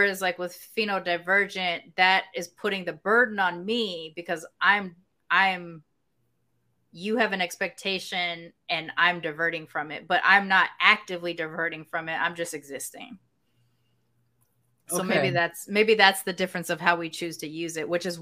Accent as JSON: {"language": "English", "town": "Long Beach", "region": "California", "country": "United States", "said": "I'm from Long Beach"}